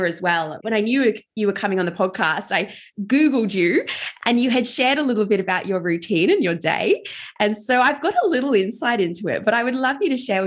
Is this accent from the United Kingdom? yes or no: yes; England, United Kingdom; moved away; also born or lived in Ballarat, Victoria, Australia; I grew up in England, but then I moved to Ballarat in regional Victoria.